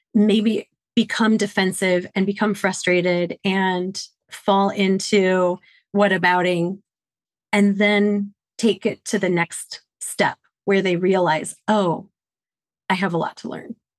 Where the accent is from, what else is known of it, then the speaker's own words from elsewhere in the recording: Detroit, Michigan, United States; now in Washington, D.C., United States; born and bred in Detroit, Michigan